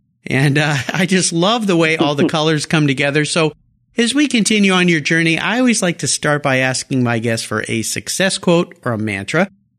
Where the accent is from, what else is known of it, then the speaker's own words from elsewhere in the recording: Southern California, United States; I grew up in Southern California.